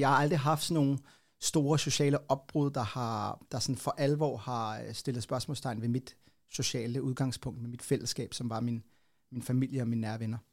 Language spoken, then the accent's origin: Danish; Copenhagen, Capital Region of Denmark, Denmark; born or raised there